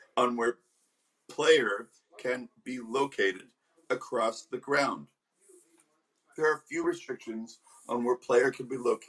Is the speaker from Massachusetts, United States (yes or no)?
no; Arizona, United States; now in California, United States; The Arizona Hawks hails from my home state.